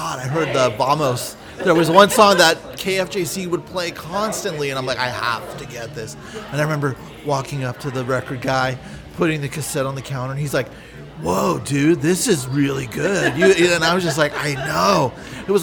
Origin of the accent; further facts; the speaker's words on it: San Francisco, California, United States; moved away as an adult; now in Los Angeles, United States; I'm from San Francisco.